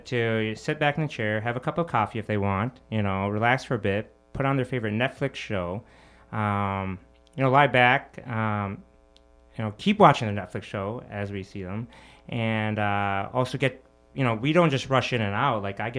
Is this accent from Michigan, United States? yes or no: yes; Michigan, United States; now in Chicago, United States; Well, I'm actually from Michigan, not a Chicagoan. I'm a Michigander, but still Midwesterner. So grew up in Michigan, went to University of Michigan.